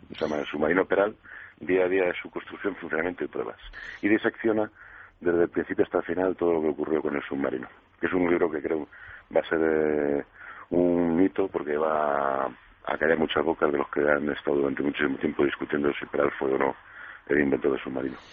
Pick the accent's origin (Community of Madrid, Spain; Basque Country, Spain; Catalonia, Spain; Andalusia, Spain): Community of Madrid, Spain; Madrid; la mayor parte de la familia somos madrileños hoy en día